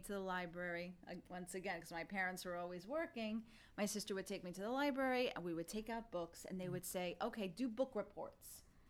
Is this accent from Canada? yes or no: no; Italy; English is a second language; So, when I was growing up, like I was telling you, I didn't speak English when I went to school. So back then in 1980-something, I'm not going to say exactly, there was no ESL class.